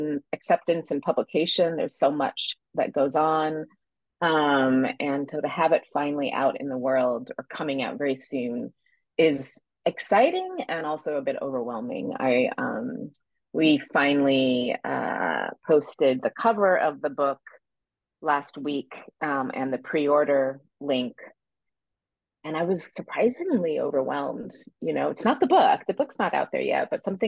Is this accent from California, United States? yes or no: yes; Santa Cruz, California, United States; born or raised there